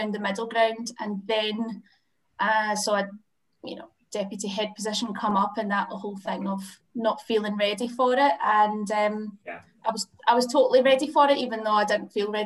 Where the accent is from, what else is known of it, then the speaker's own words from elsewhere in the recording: Glasgow, Scotland, United Kingdom; now in Madrid, Spain; I'm from Glasgow, Scotland, currently in Glasgow, Scotland, which is amazing. Yay! But I live in Madrid in Spain